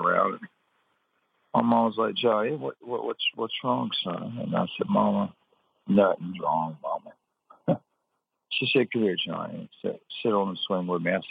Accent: Atlanta, Georgia, United States; also born or lived in Aiken, South Carolina; I'm originally from Aiken, South Carolina. And when I was 8 years old, my family moved to the Atlanta area.

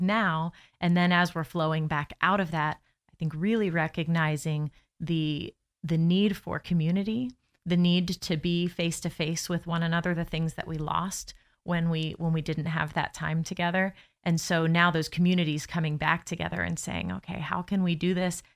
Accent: Lakeland, Florida, United States; now in Orlando, United States; I am born and raised in Lakeland

